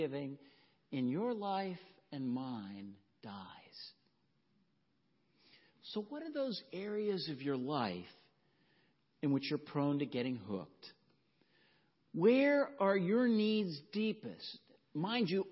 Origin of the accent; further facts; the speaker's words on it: the South, United States; growing up in the South